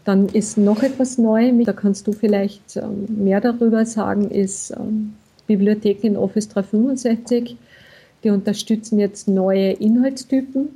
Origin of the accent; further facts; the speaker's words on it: Austria; Bei uns in Österreich